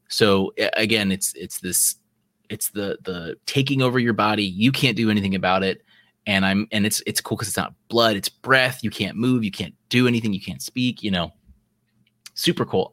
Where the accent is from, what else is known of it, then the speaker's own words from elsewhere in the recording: South Carolina, United States; we're from South Carolina. That's where we are right now.